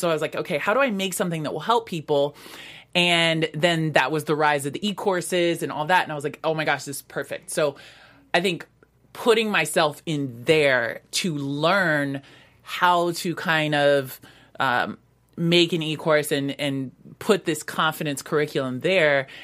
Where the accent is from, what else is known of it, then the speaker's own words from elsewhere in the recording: Vancouver, Washington, United States; growing up in Vancouver, Washington